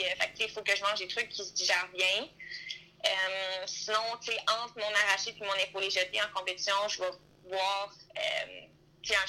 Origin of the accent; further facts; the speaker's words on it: Quebec, Canada; Quand on est beaucoup de Québécois ensemble aussi